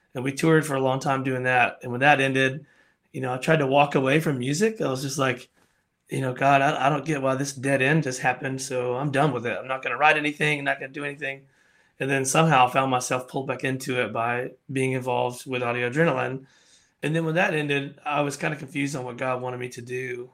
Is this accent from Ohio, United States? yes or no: no; Alabama, United States; But I'm originally from Alabama. I grew up in a tiny town. I mean, like when I say tiny, like 3,000 people, tiny.